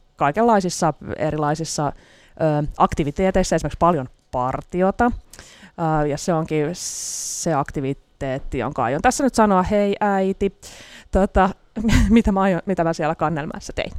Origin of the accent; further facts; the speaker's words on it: Helsinki, Uusimaa, Finland; Mä olen helsinkiläinen toimittaja